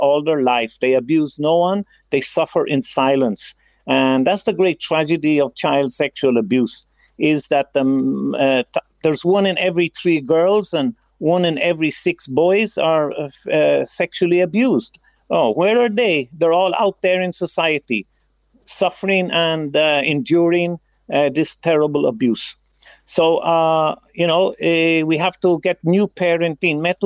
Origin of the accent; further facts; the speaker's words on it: Ireland; now in Philippines; we grew up in Ireland